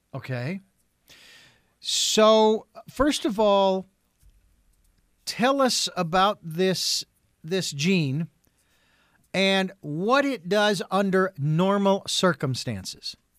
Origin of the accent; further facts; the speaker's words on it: Phoenix, Arizona, United States; now in Santa Barbara, United States; I was born and raised in Phoenix, Arizona.